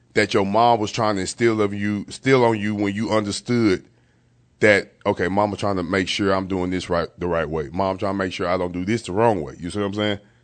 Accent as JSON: {"language": "English", "region": "East Texas", "country": "United States", "tie": "born or raised there", "said": "I was a young man at the time growing up in East Texas"}